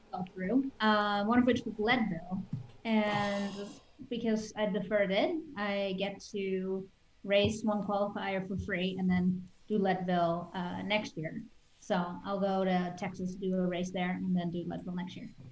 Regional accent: Netherlands; now in United States; when I grew up in Holland

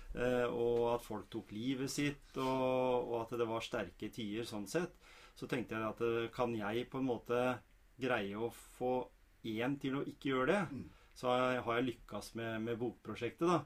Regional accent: Norway; oss, da, vanlige fødte nordmenn

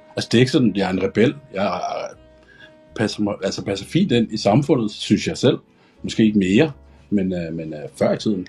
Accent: Hørsholm, Capital Region of Denmark, Denmark; Jeg er 38 år, kommer fra Hørsholm

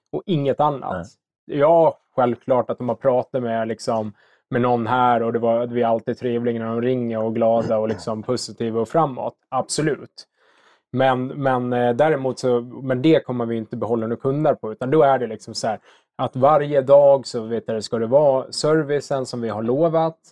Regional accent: Visby, Gotland, Sweden; moved away as an adult; now in Stockholm, Sweden; Jag är gotlänning. Uppväxt i Visby

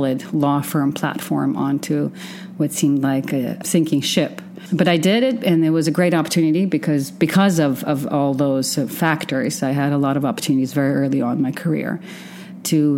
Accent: Western Ukraine, Ukraine; also born or lived in Oregon / San Francisco / Austin, Texas; now in Dubai, United Arab Emirates; I grew up in what used to be the Soviet Union, which is now Western Ukraine. Moved to the States in 1992

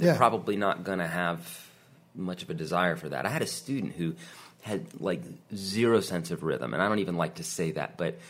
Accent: Titusville, Florida, United States; I was born in Titusville, Central Florida, Space Coast.

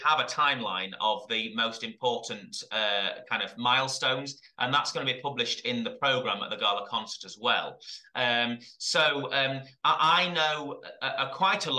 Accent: Epworth, Yorkshire and the Humber, United Kingdom; I'm from Epworth, so I'm a local lad as well

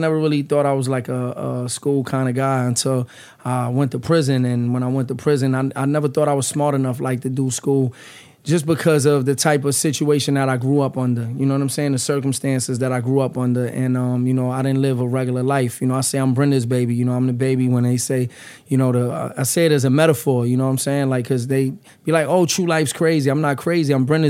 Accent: New York City, New York, United States; now in New Jersey, United States; I'm from the Lower East Side. I grew up in the Lower East Side, but I reside in Jersey, man.

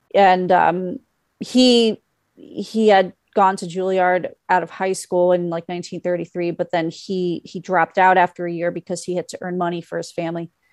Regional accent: New York City, New York, United States; also born or lived in Bloomington, Indiana; my mother lives in the area where I grew up. I grew up on Bayside

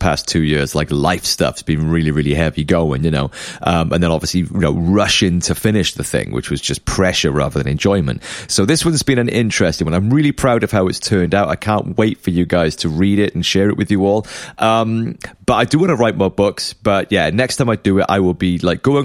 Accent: Cardiff, Wales, United Kingdom; you're playing my hometown favorite venue of the Globe in Cardiff

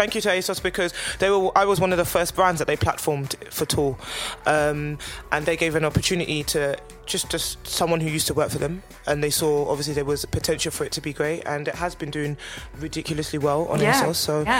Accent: London, United Kingdom

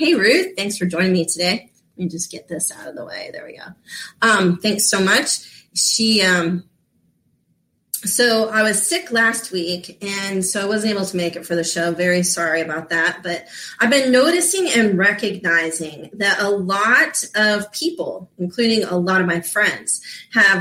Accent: Florida, United States; I grew up in Florida

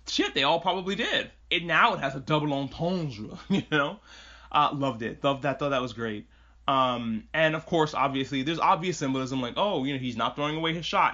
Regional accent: New York, United States; I grew up in New York

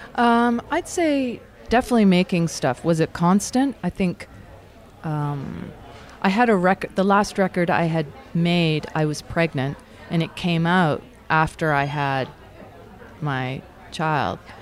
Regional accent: Toronto, Ontario, Canada; also born or lived in Scarborough; I grew up in the East End of Toronto in the beach

